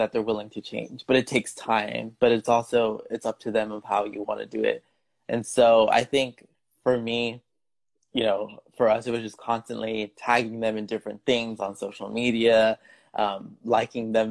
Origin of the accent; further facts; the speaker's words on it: United States; my parents are from Mexico, and so growing up in the United States, we have that cultural barrier where they grew up in a different country than me growing up.